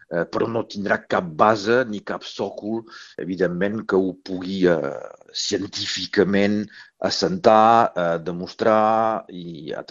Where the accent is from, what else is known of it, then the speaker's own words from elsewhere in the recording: Occitania, France; Jo sóc un català del nord, vull dir, tinc coses estric, estrictament d'aquí i hi deu haver un munt de gent que deu sentir la mateixa cosa.